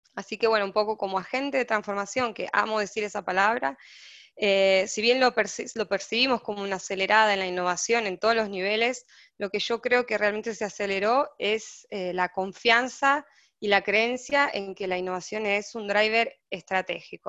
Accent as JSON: {"language": "Spanish", "country": "Argentina", "moved": "as an adult", "lives_now": "Brazil", "said": "soy argentina, estoy en Brasil, viviendo hace ocho meses"}